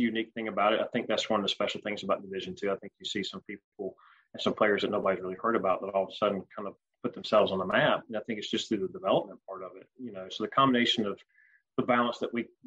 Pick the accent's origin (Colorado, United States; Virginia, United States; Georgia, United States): Georgia, United States; growing up in Georgia for years